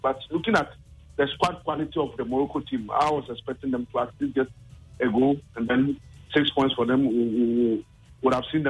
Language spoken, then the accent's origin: English; Ghana